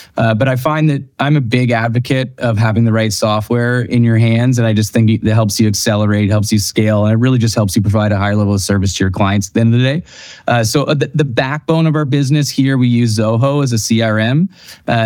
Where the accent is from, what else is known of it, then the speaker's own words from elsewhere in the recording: outside of Toronto, Ontario, Canada; now in Revelstoke, Canada; I grew up outside of Toronto